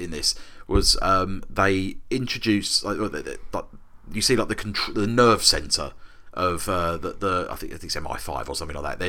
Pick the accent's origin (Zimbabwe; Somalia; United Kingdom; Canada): United Kingdom; London; As a Londoner